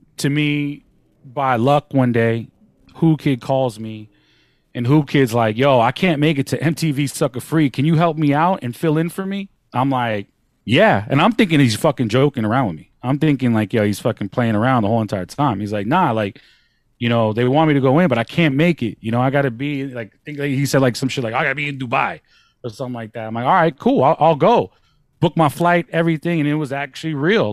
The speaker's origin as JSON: {"language": "English", "area": "the Bay Area", "region": "California", "country": "United States", "moved": "yes", "said": "I'm from the Bay"}